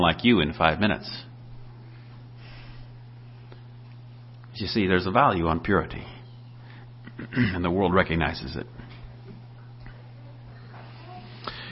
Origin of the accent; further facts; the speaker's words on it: Minnesota, United States; I'm from Minnesota